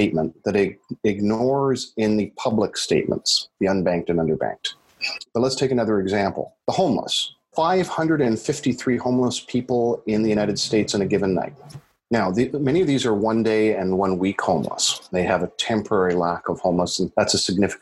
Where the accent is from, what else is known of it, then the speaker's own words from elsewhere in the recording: Canada; being a Canadian